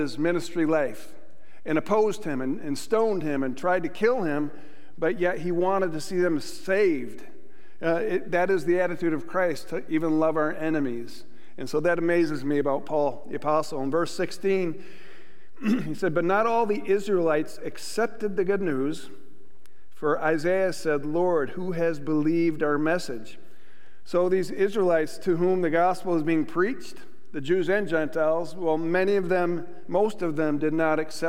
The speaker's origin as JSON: {"language": "English", "town": "Buffalo", "region": "New York", "country": "United States", "moved": "yes", "lives_now": "McPherson, United States", "said": "I'm from Buffalo, New York"}